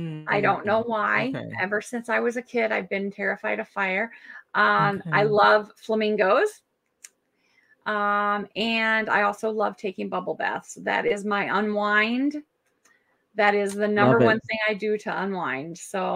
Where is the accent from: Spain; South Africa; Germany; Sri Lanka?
Germany; born there; And so when I was born in Germany, my dad wanted to name me Berlin.